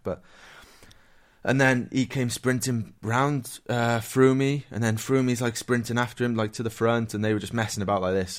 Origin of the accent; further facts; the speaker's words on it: Wales, United Kingdom; I'm Welsh